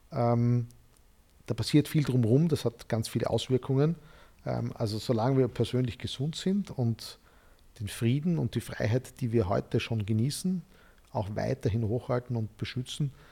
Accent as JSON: {"language": "German", "town": "Graz", "region": "Styria", "country": "Austria", "tie": "born or raised there", "said": "ich bin in Graz, in der Steiermark aufgewachsen"}